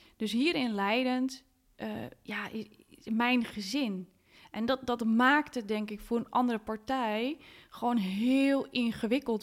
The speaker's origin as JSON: {"language": "Dutch", "town": "Hoorn", "region": "North Holland", "country": "Netherlands", "tie": "born or raised there", "said": "Ik ben opgegroeid in Horen"}